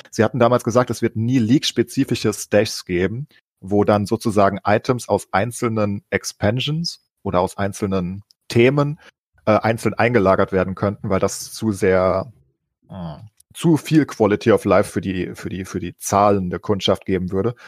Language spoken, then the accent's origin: German; Germany; als äh, Deutsche